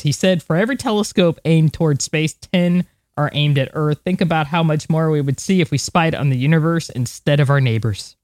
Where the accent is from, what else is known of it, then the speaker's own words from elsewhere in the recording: United States; as an American